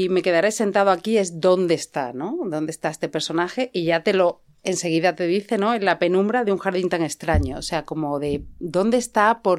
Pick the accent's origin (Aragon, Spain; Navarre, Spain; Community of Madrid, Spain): Community of Madrid, Spain; Madrid; Sí, pero yo soy ochentera. Me crié en Madrid